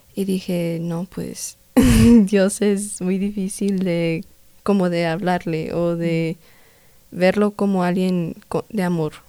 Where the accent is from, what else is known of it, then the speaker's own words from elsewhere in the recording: Denver, Colorado, United States; soy aquí de Estados Unidos, de Denver, Colorado y mis papás son de origen mexicano